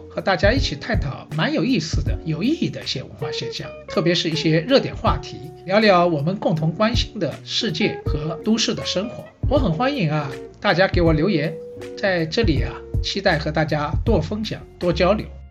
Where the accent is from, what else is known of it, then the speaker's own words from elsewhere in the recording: Shanghai, China; 我是上海人